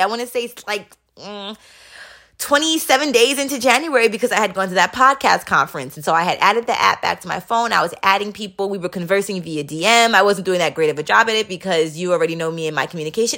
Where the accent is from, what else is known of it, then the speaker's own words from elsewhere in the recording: New York City, New York, United States; moved away as an adult; I grew up in Queens, New York